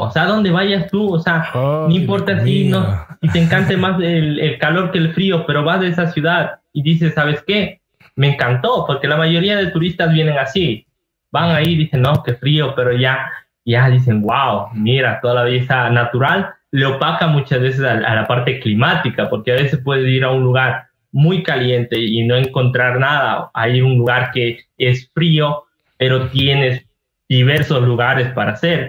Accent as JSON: {"language": "Spanish", "town": "Ibarra", "region": "Imbabura", "country": "Ecuador", "said": "soy de Ibarra, Imbaura."}